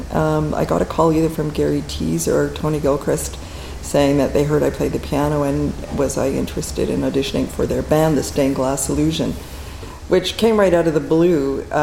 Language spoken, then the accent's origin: English; Fort Smith, Northwest Territories, Canada; also born or lived in Churchill / Iqaluit; I grew up in a small community. I was born in Churchill, lived in uh, Frobisher Bay, now Iqaluit, and then Fort Smith.